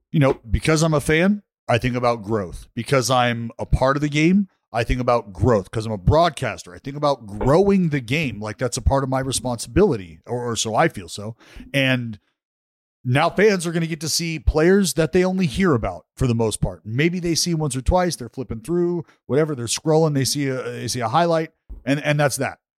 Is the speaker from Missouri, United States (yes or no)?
yes; St. Louis, Missouri, United States; I'm from the Lou and I'm proud.